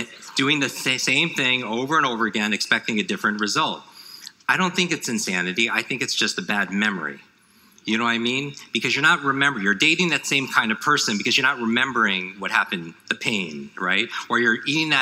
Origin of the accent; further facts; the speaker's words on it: New York, United States; I grew up in the Northeast, in New York